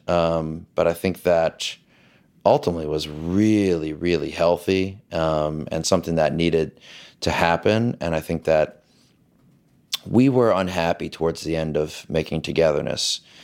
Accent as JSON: {"language": "English", "town": "New Orleans", "region": "Louisiana", "country": "United States", "tie": "born or raised there", "said": "I grew up in the South. I grew up in this sort of male-dominated patriarchy of this, uh, the, the power structure of New Orleans"}